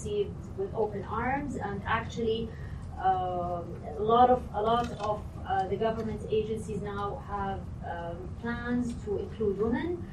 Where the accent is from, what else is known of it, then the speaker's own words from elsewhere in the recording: Saudi Arabia; since I'm from Saudi Arabia